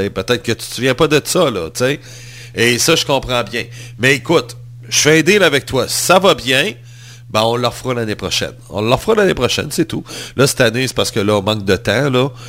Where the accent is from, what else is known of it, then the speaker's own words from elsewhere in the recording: Montreal, Quebec, Canada; Je suis montréalais.